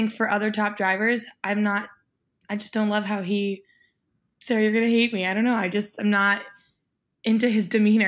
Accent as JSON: {"language": "English", "country": "Mexico", "tie": "born there", "said": "Even though I was born in Mexico and he was too, he's actually fully Italian."}